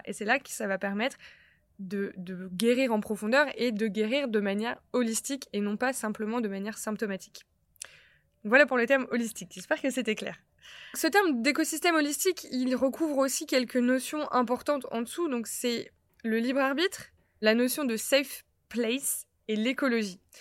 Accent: Lille, Hauts-de-France, France; j'ai 27 ans, je suis lilloise

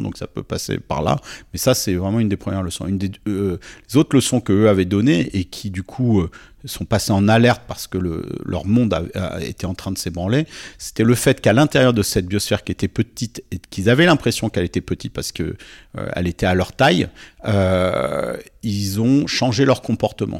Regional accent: Nice, Provence-Alpes-Côte d'Azur, France; je suis né à Nice en 1973

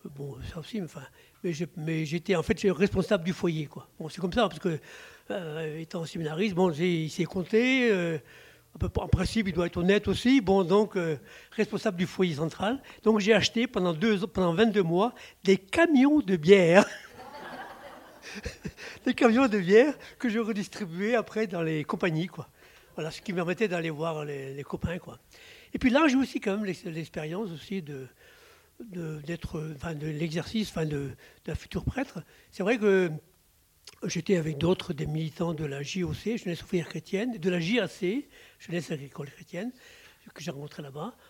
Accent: Plouzévédé, Brittany, France; also born or lived in Brest; Je suis né à Pouzévédé, c'est tout à côté de, Guiglan, c'est pas loin. À Pouzévédé, et donc mes, parents étaient paysans, petits paysans

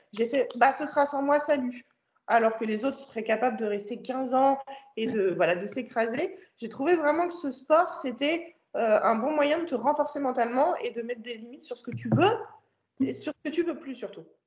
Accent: France; je suis française

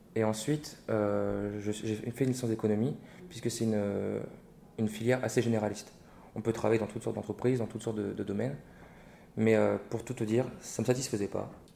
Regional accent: Reims, Grand Est, France; moved away; also born or lived in Paris / Bordeaux; Je suis né et j'ai grandi euh, à Reims, donc je suis un cornichon

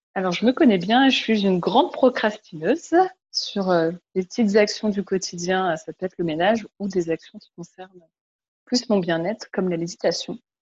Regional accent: France; moved away as an adult; now in Montreal, Canada; je suis une Française de 32 ans, ici à Montréal depuis 9 mois

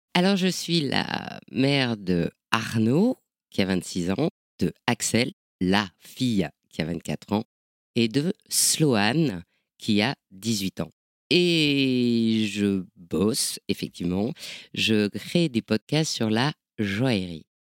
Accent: Nord, Hauts-de-France, France; je viens du, viens du Nord

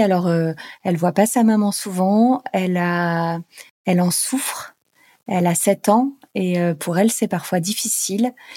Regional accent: Normandy, France; also born or lived in Paris; moi je suis normande

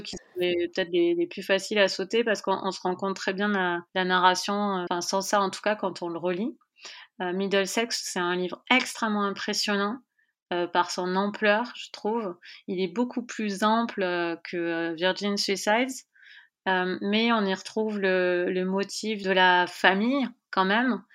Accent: France; en tant que Française

